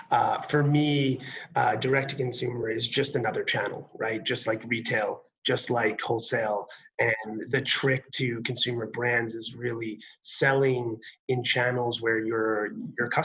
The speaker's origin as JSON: {"language": "English", "region": "New York", "country": "United States", "tie": "born or raised there", "said": "Growing up in New York"}